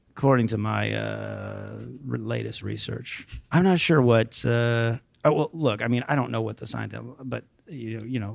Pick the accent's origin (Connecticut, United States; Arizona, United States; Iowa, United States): Arizona, United States; Phoenix; moved away as an adult; now in Los Angeles, United States; I grew up in Phoenix